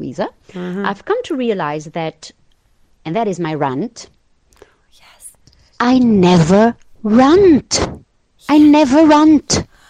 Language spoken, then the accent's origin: English; Portugal; English is a second language; I'm from Portugal, so excuse my English.